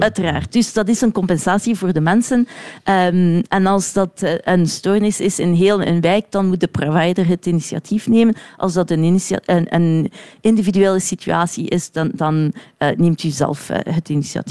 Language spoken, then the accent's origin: Dutch; Brussels, Brussels-Capital Region, Belgium; also born or lived in Woluwe-Saint-Pierre; ik ben Brusselaar, ik woon hier in Sint-Pieters-Woluwe.